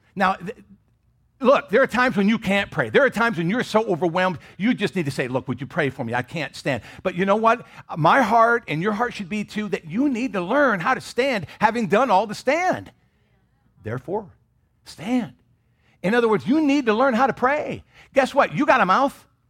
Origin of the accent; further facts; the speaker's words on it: Michigan, United States; I grew up in Michigan.